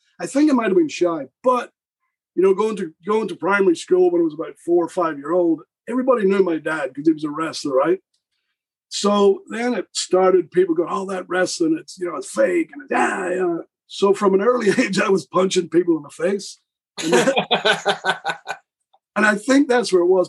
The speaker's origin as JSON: {"language": "English", "area": "about 10 miles from Belfast", "region": "Northern Ireland", "country": "United Kingdom", "also_born_or_lived": "Georgia, United States", "accent": "Northern Irish", "moved": "yes", "said": "I'm from Northern Ireland. I'm like 10 miles Belfast."}